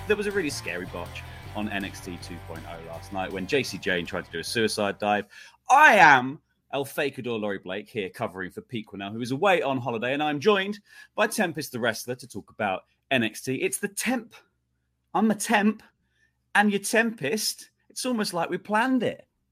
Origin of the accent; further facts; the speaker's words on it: United Kingdom; I'm British